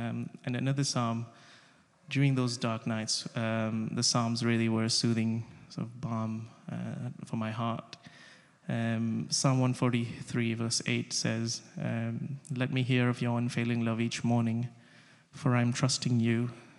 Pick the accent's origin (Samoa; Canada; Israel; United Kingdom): Samoa; also born or lived in India / Russia; I was born in India, but I grew up in Samoa, which is a beautiful island in the Pacific. I was raised in Russia